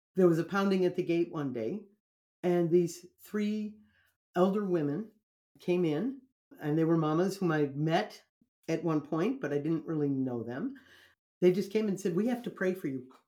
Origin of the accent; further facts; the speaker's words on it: United States; I'm American